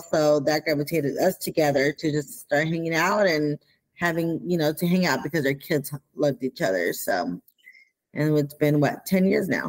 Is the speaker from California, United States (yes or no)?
yes; Pico Rivera, California, United States; also born or lived in Los Angeles, California; I was raised in Pico Rivera, California